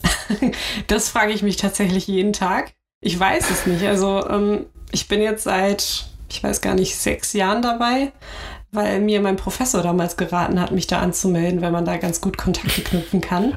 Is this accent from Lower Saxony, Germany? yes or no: no; Hamburg, Germany; ich bin hier geboren, ich bin hier aufgewachsen